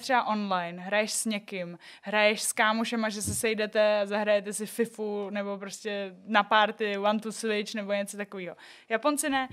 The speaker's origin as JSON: {"language": "Czech", "town": "Liberec", "region": "Liberec Region", "country": "Czechia", "moved": "yes", "lives_now": "Prague, Czech Republic", "said": "já jsem z Liberce, malý město, Byla jsem tam takový jako jedinej Aziat"}